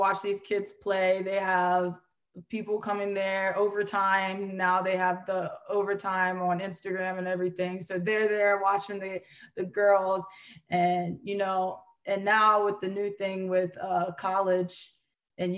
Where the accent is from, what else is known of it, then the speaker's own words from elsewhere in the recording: Hanover, Pennsylvania, United States; moved away as an adult; I'm from Hanover, Pennsylvania. It's a small town.